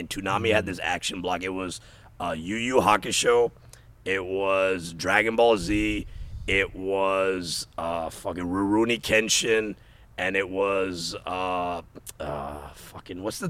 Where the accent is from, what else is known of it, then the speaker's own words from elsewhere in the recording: United States; I'm from America